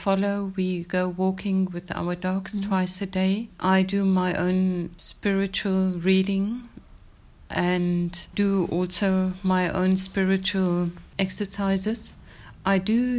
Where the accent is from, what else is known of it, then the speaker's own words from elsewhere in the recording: Windhoek, Khomas, Namibia; also born or lived in Germany / Swakopmund; I was born in Namibia, then it was Southwest Africa. I've been schooled in Windhoek in Germany and again in Windhoek